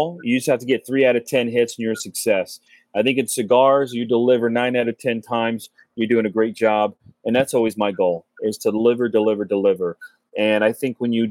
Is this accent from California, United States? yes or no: no; Cincinnati, Ohio, United States; moved away as an adult; now in South Florida, United States; growing up in Cincinnati, we have a little cigar shop downtown Cincinnati